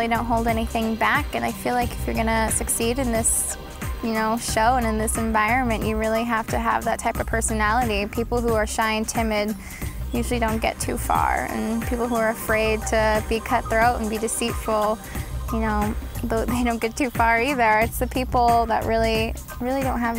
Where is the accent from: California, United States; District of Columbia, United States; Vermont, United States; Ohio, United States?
California, United States; San Jose; I'm from San Jose, California, and I'm currently a student at San Jose State University